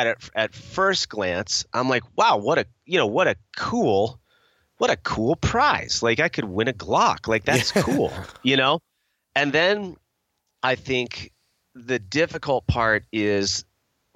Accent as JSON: {"language": "English", "country": "United States", "said": "I'm American"}